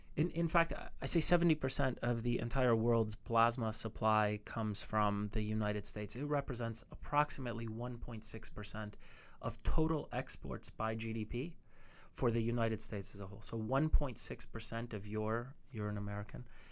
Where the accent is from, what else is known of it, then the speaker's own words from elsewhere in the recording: Canada; I'm Canadian